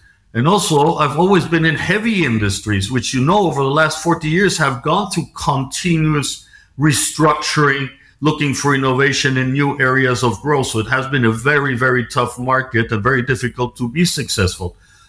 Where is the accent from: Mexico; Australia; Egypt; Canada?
Mexico; also born or lived in Switzerland / United States / United Kingdom / France; I grew up, I'm a Swiss citizen. I grew up in Mexico. I studied in Switzerland, started my career in a publicly listed company in New York.